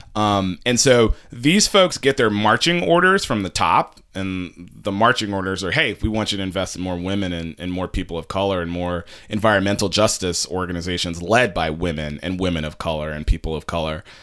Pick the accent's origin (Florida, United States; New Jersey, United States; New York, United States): New York, United States; New York City; as a New Yorker